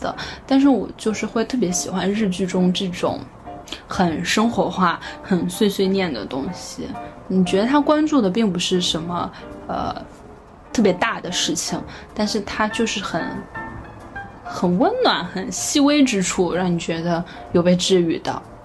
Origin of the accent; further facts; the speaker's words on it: northern China, China; moved away; 作为一个北方人，我就是非常喜欢吃面